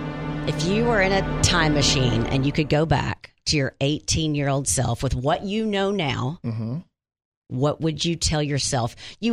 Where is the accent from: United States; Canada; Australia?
United States; Wynne; moved away; I'm from Wynn